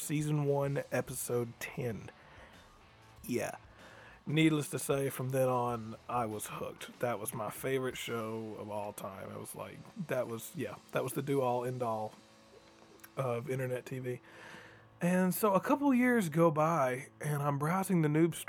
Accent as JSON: {"language": "English", "town": "Booneville", "region": "Mississippi", "country": "United States", "tie": "born or raised there", "said": "growing up in Boonville, Mississippi"}